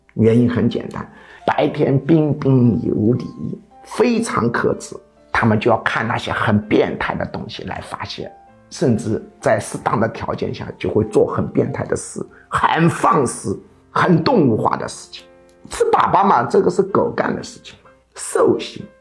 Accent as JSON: {"language": "Chinese", "country": "China", "said": "我们中国人大多数对日本人的印象非常糟糕"}